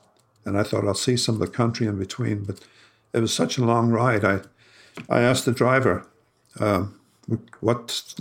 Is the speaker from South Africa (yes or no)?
no; Limerick, Munster, Ireland; now in Plano, United States; I'm a photographer, originally from Limerick, Ireland, and I now live in the USA